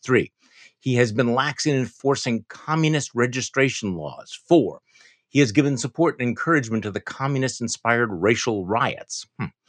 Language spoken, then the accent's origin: English; Wisconsin, United States; my home state of Wisconsin